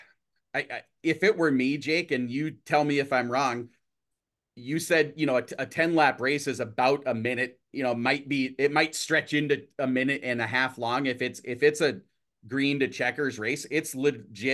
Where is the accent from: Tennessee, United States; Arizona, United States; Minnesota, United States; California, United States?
Minnesota, United States; I'm from Minnesota